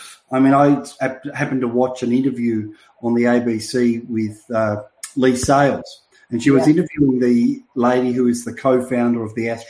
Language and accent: English; Melbourne, Victoria, Australia; my hometown, as you know, in Melbourne